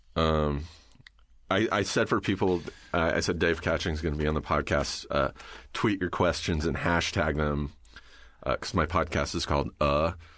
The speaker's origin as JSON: {"language": "English", "town": "Riverside", "region": "California", "country": "United States", "tie": "born or raised there", "said": "I grew up in Riverside, you know, halfway between here and the desert"}